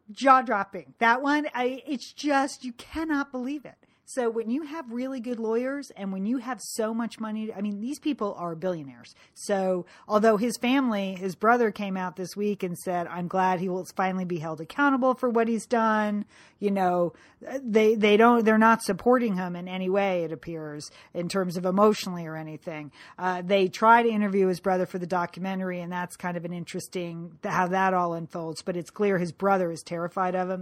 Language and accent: English; Connecticut, United States; moved away; from growing up in Connecticut from high school